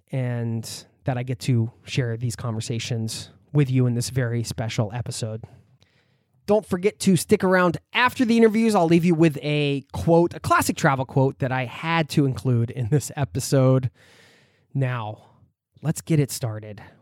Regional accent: outside of Philadelphia, Pennsylvania, United States; we're both from the East Coast. I'm from outside of Philly.

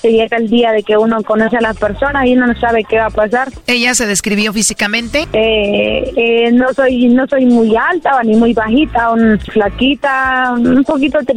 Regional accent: El Salvador; Así que ya no me siento salvadoreña yo.

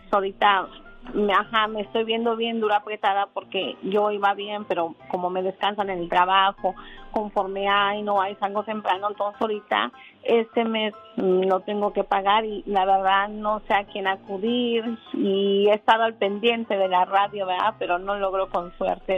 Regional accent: Guanajuato, Mexico; now in Omaha, United States; Soy de Guanajuato, de México

